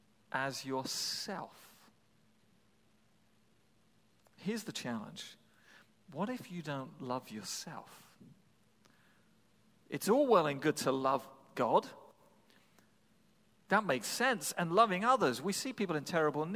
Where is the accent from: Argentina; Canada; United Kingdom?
United Kingdom; England; now in New England, United States; I come from England